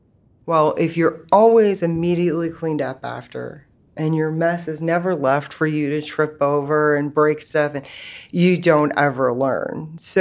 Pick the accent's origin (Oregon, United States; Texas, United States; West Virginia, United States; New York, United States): West Virginia, United States; born there; I was born in West Virginia. I was my parents' third child.